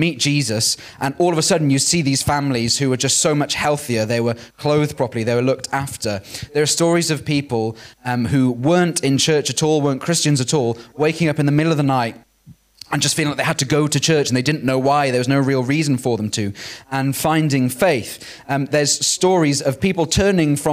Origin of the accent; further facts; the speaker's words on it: Wales, United Kingdom; growing up in Wales